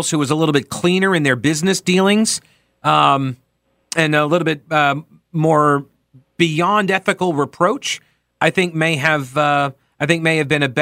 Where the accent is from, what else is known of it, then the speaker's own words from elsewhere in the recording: New York, United States; I'm from New York.